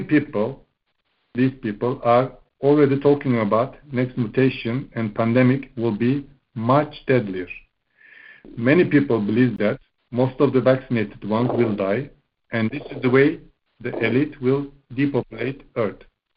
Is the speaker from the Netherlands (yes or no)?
no; Bucharest, Romania; English is a second language; I'm from Bucharest, Romania